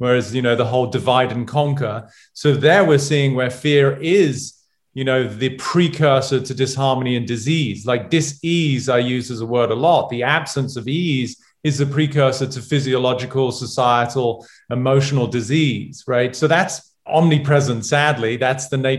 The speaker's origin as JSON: {"language": "English", "region": "England", "country": "United Kingdom", "tie": "born or raised there", "moved": "yes", "said": "as a Brit, never played baseball, never watched baseball"}